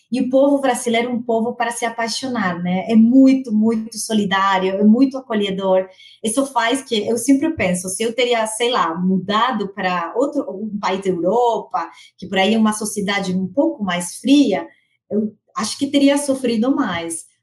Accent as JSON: {"language": "Portuguese", "country": "Argentina", "second_language": "Portuguese", "moved": "as an adult", "lives_now": "São Paulo, Brazil", "said": "eu sou argentina, eu tenho 41 anos, eu estou morando no Brasil, em São Paulo, há três anos"}